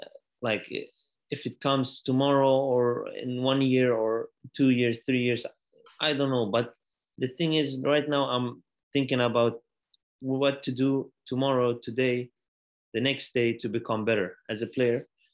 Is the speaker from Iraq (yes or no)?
yes; Iraq; It's my father's from Iraq. I'm from Iraq.